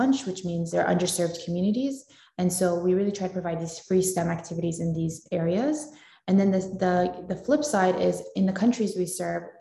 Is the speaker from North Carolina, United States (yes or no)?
yes; Wilmington, North Carolina, United States; also born or lived in Raleigh; I'm a Raleigh native, or North Carolina native, I guess. I was born in Wilmington. And so I grew up there